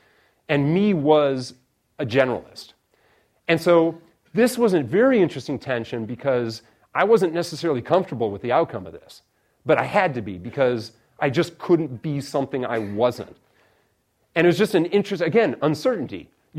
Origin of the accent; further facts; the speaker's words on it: Chicago, Illinois, United States; really, I wanted to watch the Bears because I'm from Chicago, but that's besides the point.